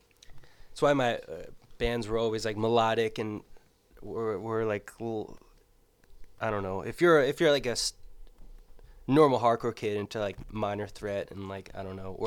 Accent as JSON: {"language": "English", "town": "Middletown", "region": "New Jersey", "country": "United States", "said": "I'm from Middletown, New Jersey."}